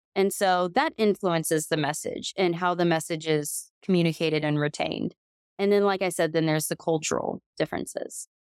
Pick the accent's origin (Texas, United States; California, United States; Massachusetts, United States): Texas, United States; I'm from Texas